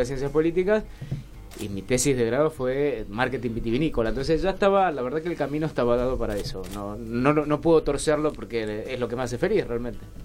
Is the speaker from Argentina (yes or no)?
yes; Junín, Mendoza, Argentina; moved away as an adult; also born or lived in Rivadavia, Mendoza; now in Buenos Aires, Argentina; Yo nací en Rivadavia, me crié toda la vida en Junín. Esto es zona este de Mendoza